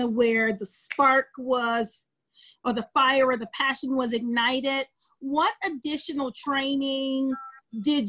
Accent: Pittsburgh, Pennsylvania, United States; I'm from Pittsburgh, Pennsylvania

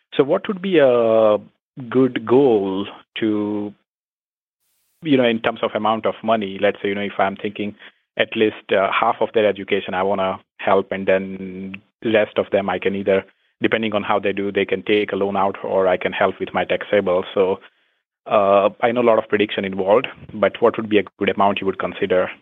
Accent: India; moved away as an adult; I'm originally from India

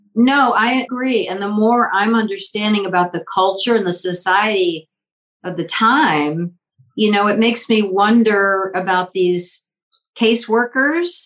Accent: Richmond, Virginia, United States; born or raised there; also born or lived in Washington, D.C.

